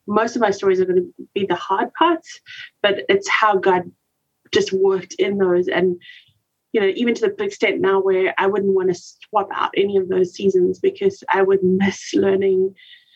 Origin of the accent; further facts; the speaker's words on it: South Africa; moved away as an adult; also born or lived in West and Central Africa; now in Lindale, United States; I'm originally from South Africa, but call Lindale, Texas home for now